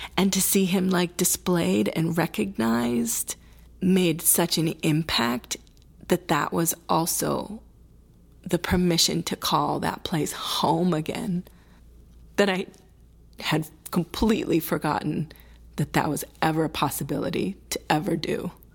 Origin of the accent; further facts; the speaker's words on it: Milwaukee, Wisconsin, United States; first language Spanish; English is a second language; Spanish was my first language with my sister and myself. It, it went that way for a period of time until at our really very sweet kindergarten place called Children's Workshop in Wis-, Milwaukee, Wisconsin